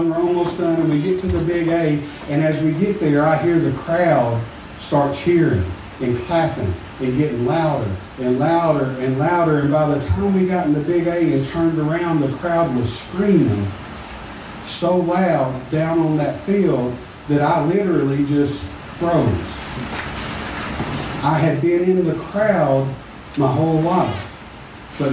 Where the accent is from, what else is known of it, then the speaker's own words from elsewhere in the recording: Smackover, Arkansas, United States; I'm from Smackover